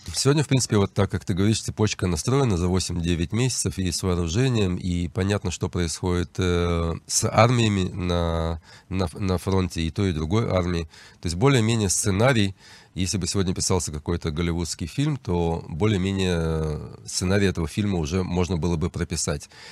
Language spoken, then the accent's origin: Russian; Odesa, Odesa Oblast, Ukraine; now in Israel; я сам выходец из Украины, с Одессы